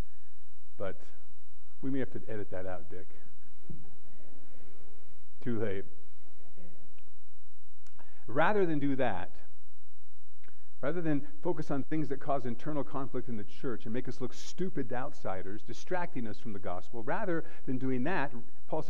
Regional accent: United States; I am an American

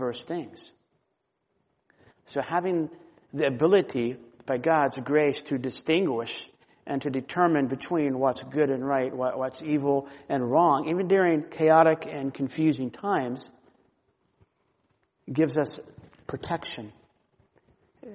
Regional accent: Florida, United States; I grew up in Florida

